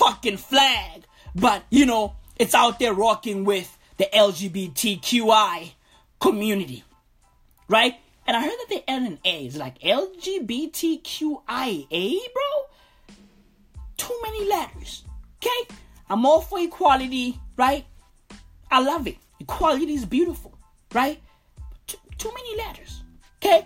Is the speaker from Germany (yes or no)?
no; Katlehong, Gauteng, South Africa; I grew up in Katlehong.